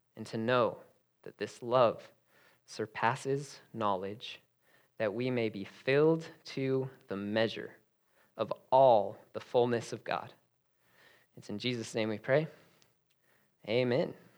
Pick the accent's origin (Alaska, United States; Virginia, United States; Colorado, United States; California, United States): Colorado, United States; Denver; I was actually born and raised in Denver, Colorado